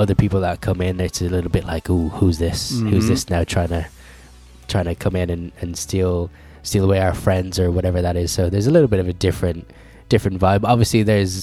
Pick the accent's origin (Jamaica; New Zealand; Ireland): Ireland; now in England, United Kingdom; us Irish folk